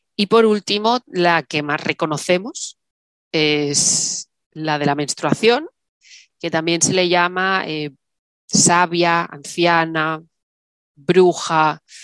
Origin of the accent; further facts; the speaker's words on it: Salou, Catalonia, Spain; moved away as an adult; now in Málaga, Spain; me fui a vivir a Málaga, yo soy de Salou